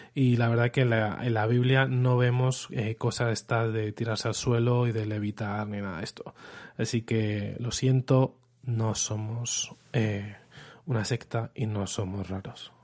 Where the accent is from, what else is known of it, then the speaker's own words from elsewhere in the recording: Madrid, Community of Madrid, Spain; accent: Spanish; si escuchas mi acento, soy español